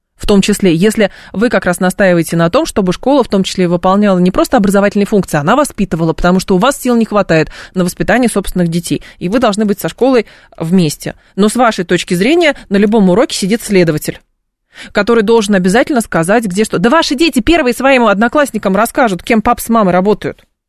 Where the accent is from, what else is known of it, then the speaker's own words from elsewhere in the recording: Lyubertsy, Moscow Oblast, Russia; я э, росла в Люберцах 90-х годов, начала 2000-х